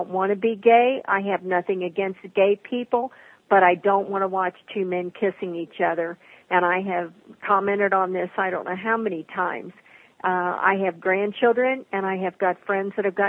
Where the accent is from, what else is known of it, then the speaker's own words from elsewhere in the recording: Kentucky, United States; I'm from Kentucky